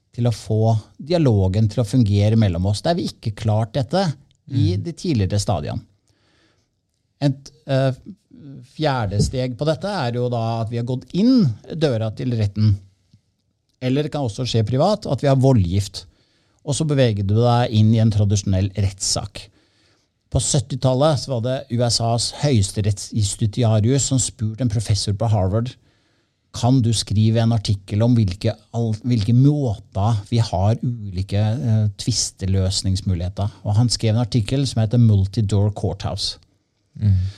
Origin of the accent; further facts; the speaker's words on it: Trondheim, Trøndelag, Norway; moved away; Jeg er uh, opprinnelig fra Trondheim